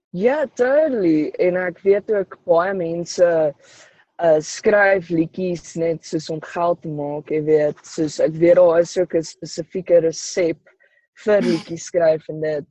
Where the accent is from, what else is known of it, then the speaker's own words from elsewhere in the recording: Polokwane, Limpopo, South Africa; Ek kom van Polokwane af